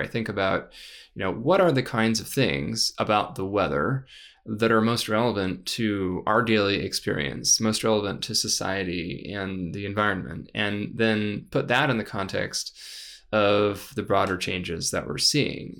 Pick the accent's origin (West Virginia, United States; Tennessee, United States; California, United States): California, United States; San Rafael; moved away as an adult; also born or lived in San Francisco / Davis / Stanford / Los Angeles; I, I, I grew up, uh, in, in San Rafael for, for the most part, uh, after a few years in San Francisco.